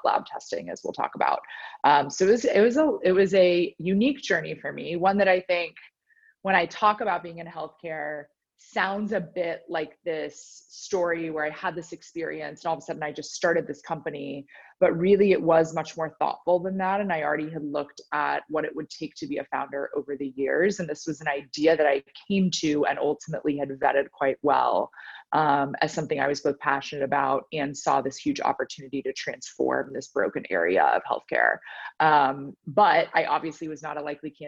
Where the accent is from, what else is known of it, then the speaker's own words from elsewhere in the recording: Dallas, Texas, United States; also born or lived in Nashville, Tennessee / Boston, Massachusetts; now in Austin, United States; I'm actually a Texan born and bred, so was born in Dallas, spent much of my life there. So obviously my whole youth until I went to college at Vanderbilt in Tennessee